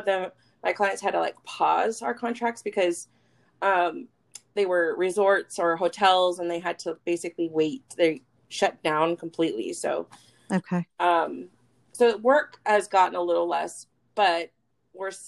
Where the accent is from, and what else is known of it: Elk Grove, California, United States; born or raised there; also born or lived in Fairfield, California